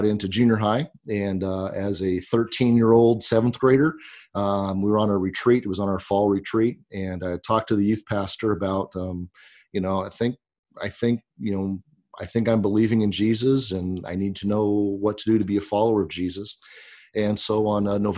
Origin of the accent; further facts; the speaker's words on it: Pasco, Washington, United States; now in Grover Beach, United States; I grew up in Eastern Washington. I grew up in the town of Pasco